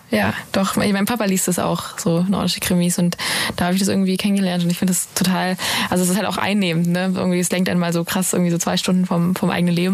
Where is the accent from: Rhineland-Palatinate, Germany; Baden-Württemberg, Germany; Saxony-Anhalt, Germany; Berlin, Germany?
Baden-Württemberg, Germany; Ravensburg; Ravensburg, Ravensburg, Ravensburg, meine Heimat.